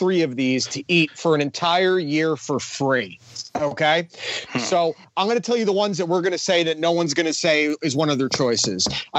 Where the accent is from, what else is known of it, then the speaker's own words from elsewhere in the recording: West Milford, New Jersey, United States; growing up in West Melford, where the only fast food place we had was McDonald's